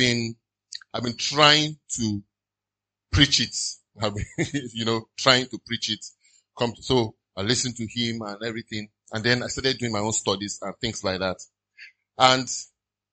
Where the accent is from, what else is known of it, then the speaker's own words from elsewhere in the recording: Nigeria; I love being a Nigerian